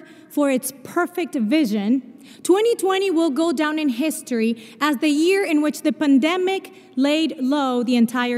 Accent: Argentina; accent: a mix of Spanish and Portuguese; English is a second language; moved away; also born or lived in Brazil; I was born in Brazil, but I grew up in Argentina. And so my accent is a mix of Spanish and Portuguese

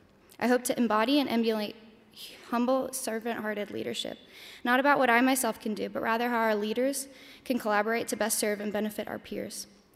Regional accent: Louisville, Kentucky, United States; also born or lived in Alaska; I'm from Louisville, Kentucky, but lived in Alaska as well, so both are home to me.

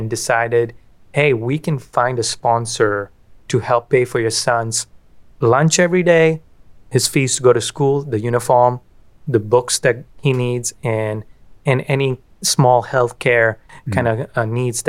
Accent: Kolkata, West Bengal, India; moved away as an adult; I grew up in Calcutta, India.

